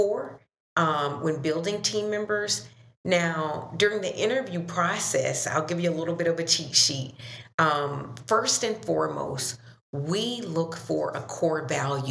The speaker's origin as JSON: {"language": "English", "town": "Dothan", "region": "Alabama", "country": "United States", "also_born_or_lived": "Minneapolis", "moved": "as an adult", "said": "I'm originally from the South, Dothan, Alabama, so a Southern girl"}